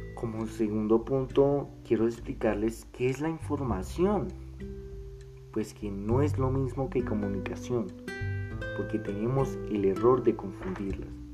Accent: Colombia

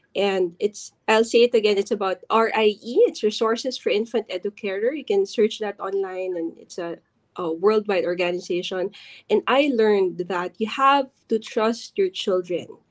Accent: Philippines; as other Filipino parents

